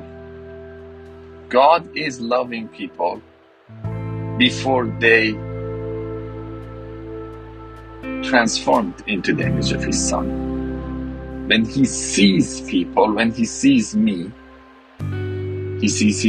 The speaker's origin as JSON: {"language": "English", "country": "Iran", "said": "I'm from Iran, Iranian, Western culture, Eastern culture."}